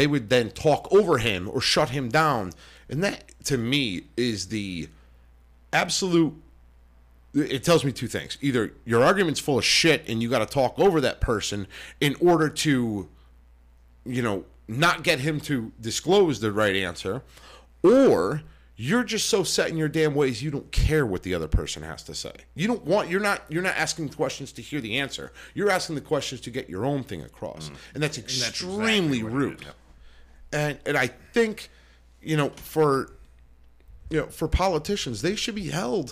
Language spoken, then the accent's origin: English; United States; We're all American